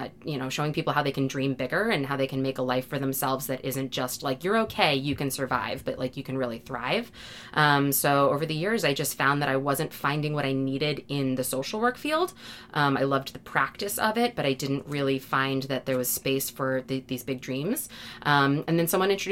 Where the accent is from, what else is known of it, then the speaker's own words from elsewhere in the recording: Massachusetts, United States; I'm from Massachusetts